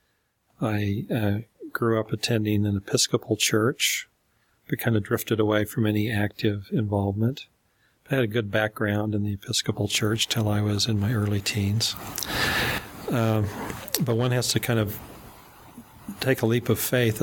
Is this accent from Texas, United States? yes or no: no; Salt Lake City, Utah, United States; growing up in Salt Lake City